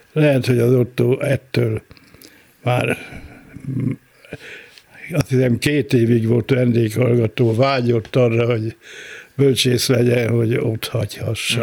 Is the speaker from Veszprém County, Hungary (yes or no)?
yes; Iszkáz, Veszprém County, Hungary; also born or lived in Tapolca; Az első a szülőhelyem